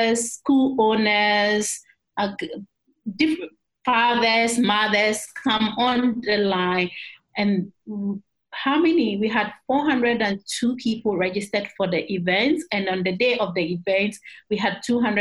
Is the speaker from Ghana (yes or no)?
yes; Eastern Region, Ghana; I am from the Eastern region